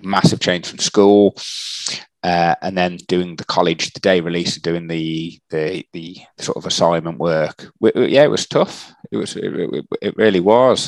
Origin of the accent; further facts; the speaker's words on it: Shrewsbury, West Midlands, United Kingdom; I grew up um, in a in a place called Shrewsbury um, um, in the in the in the UK. so that that is in the Midlands area